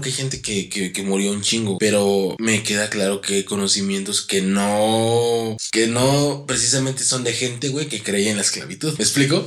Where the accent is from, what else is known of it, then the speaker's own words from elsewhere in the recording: Mexico; yo soy mexicano